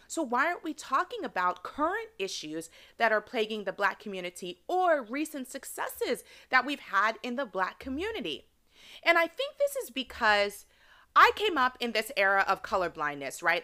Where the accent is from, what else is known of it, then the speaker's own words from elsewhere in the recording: United States; even though I was raised here in America, my parents, they are culturally Nigerian.